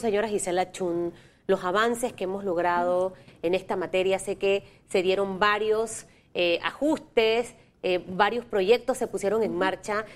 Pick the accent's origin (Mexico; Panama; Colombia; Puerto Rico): Panama; como panameños